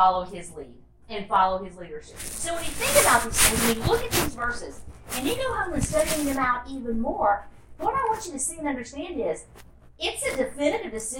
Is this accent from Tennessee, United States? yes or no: yes; Tennessee, United States; moved away as an adult; also born or lived in Orlando; I grew up in Tennessee